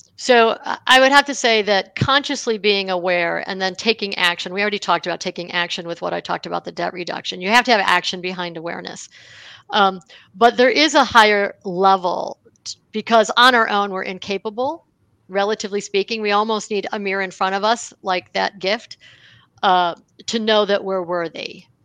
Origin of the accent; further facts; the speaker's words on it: Buffalo, New York, United States; I grew up in Buffalo, New York